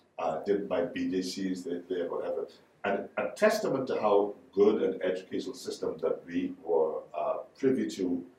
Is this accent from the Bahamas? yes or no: yes; Exuma, Bahamas; also born or lived in Nassau; So, I grew up in Exuma.